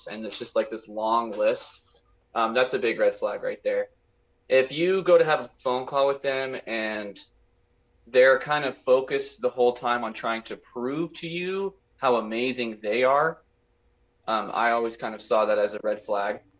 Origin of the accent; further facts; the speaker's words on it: Klamath Falls, Oregon, United States; We're from Klamath Falls. It's this isolated town in the middle of the high desert in Oregon